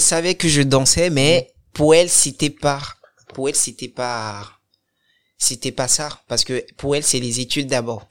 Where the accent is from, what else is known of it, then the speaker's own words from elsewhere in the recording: Cotonou, Littoral, Benin; now in France; Je suis né au Bénin, à Cotonou. Et je suis d'origine béninoise